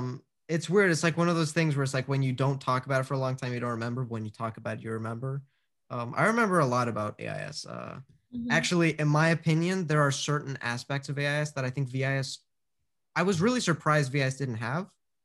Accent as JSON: {"language": "English", "region": "Scotland", "country": "United Kingdom", "said": "I feel like Scotland, one, because I'm Scottish, it'll be cheaper and everything"}